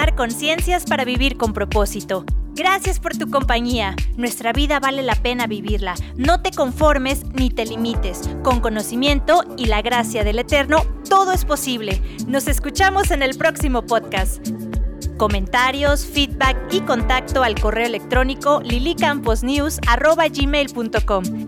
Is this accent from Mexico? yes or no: yes; Manzanillo, Colima, Mexico; now in Guadalajara, Mexico; soy de Manzanillo, Colima.